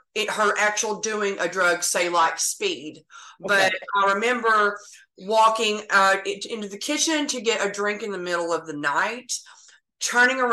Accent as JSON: {"language": "English", "region": "Texas", "country": "United States", "tie": "born or raised there", "also_born_or_lived": "Oklahoma", "said": "I was actually born in Oklahoma, but I've lived in Texas since I was 3 years old. I live in North Texas"}